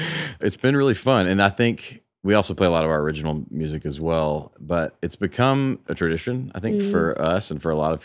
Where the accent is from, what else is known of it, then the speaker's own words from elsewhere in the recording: Memphis, Tennessee, United States; now in Nashville, United States; my hometown of Memphis